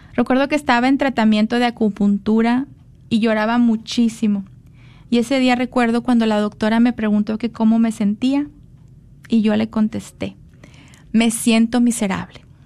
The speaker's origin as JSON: {"language": "Spanish", "town": "Monterrey", "region": "Nuevo León", "country": "Mexico", "tie": "born or raised there", "said": "Yo nací en Monterrey"}